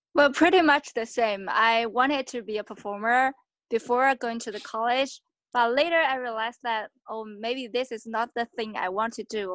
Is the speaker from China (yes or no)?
yes; China; also born or lived in United Kingdom; now in Shanghai, China; I'm from China.